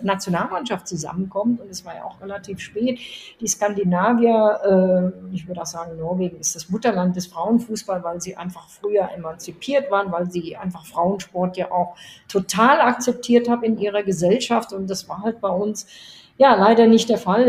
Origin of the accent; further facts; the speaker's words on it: Germany; moved away as an adult; now in Riyadh, Saudi Arabia; als Deutsche